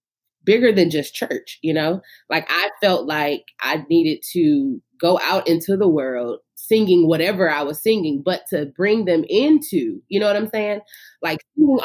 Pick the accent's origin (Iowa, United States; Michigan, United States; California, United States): California, United States; Inglewood; I, as a little girl growing up in Inglewood, California